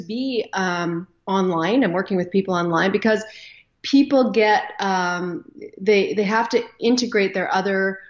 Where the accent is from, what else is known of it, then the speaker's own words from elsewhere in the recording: Canada; I am Canadian, live up here just north of Minnesota.